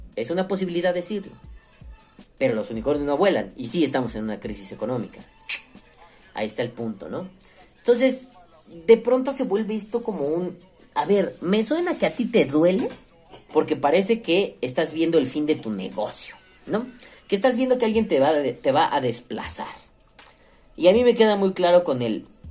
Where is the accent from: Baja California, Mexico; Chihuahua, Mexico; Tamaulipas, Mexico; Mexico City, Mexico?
Mexico City, Mexico; Soy de la Ciudad de México me gusta mucho recorrer el centro de la Ciudad de México